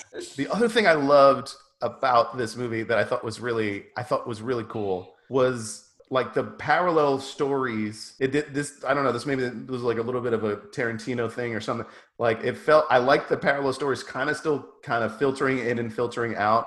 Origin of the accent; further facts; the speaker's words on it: New York, United States; also born or lived in Long Island; I'm from New York